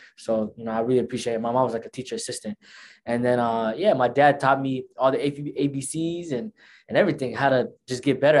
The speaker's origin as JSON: {"language": "English", "town": "Tukwila", "region": "Washington", "country": "United States", "tie": "born or raised there", "also_born_or_lived": "Nairobi, Kenya", "first_language": "Somali", "second_language": "English", "said": "I was born in Kenya, Nairobi, December 16, as an infant, came here about four or 5 months. That's when I came here. And the first city I moved to was Tukwila, the city that I live in right now."}